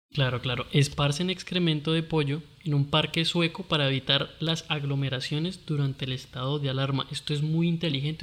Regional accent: Costeño, Caribbean coast, Colombia; no soy buen costeño

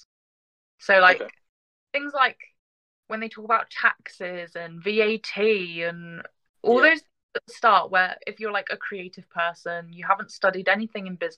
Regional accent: Glastonbury, South West England, United Kingdom; I grew up in Glastonbury.

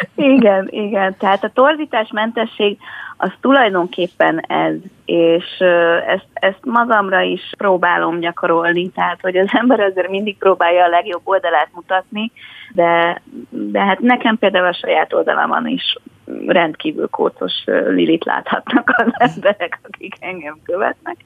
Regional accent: Budapest, Hungary; Budán a 12. kerületből, ahol én is felnőttem

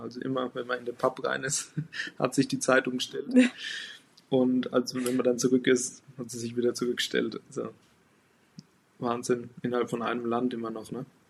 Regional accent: Lower Franconia, Bavaria, Germany; ich komme aus Unterfranken im Norden von Bayern an der Grenze zu Thüringen und Hessen

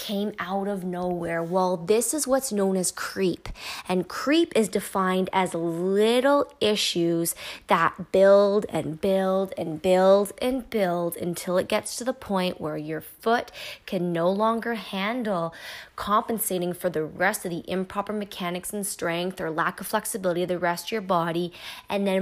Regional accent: Canada; I am Canadian.

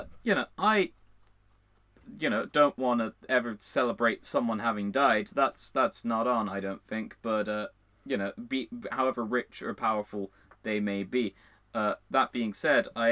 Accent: Ireland; we are Irish. The both of us.

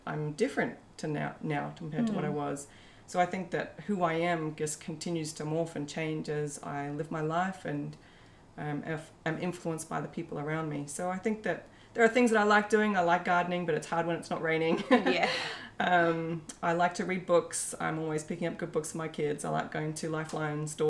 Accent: New South Wales, Australia; now in Brisbane, Australia; I live in Brisbane, and so I'm part of some homeschooling groups in Brisbane. Though I grew up in New South Wales, so Brisbane's become a second home.

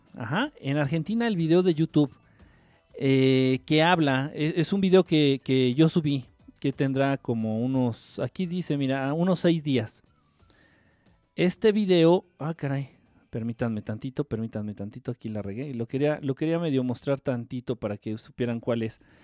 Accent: Mexico; Yo como buen ignorante y como buen mexicano

